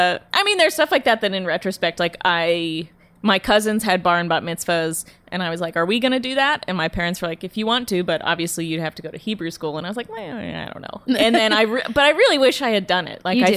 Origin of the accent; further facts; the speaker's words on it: Phoenix, Arizona, United States; Yeah, I'm from Phoenix. And then my grandparents lived in a retirement community called Sun City, which is just outside of Phoenix.